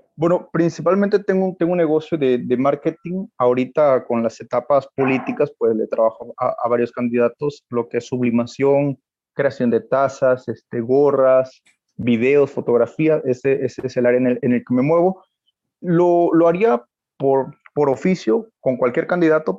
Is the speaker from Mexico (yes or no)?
yes; Reforma, Chiapas, Mexico; Yo soy de Reforma Chiapas, de Reforma Chiapas